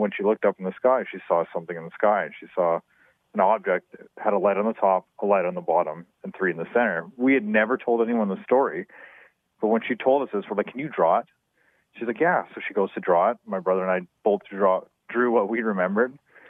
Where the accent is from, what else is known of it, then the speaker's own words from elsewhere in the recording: Winfield, British Columbia, Canada; my brother and I grew up in Winfield, BC.